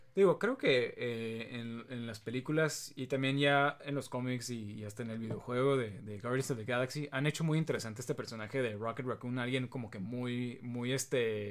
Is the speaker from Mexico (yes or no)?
yes; Mexico; somos mexicanos